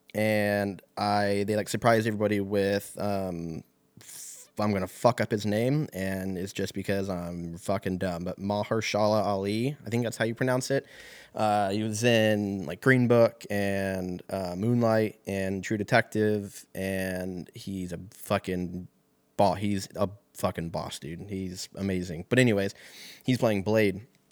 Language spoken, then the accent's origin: English; Lancaster, California, United States; moved away as an adult; also born or lived in Seattle; moved out there from my hometown out in Lancaster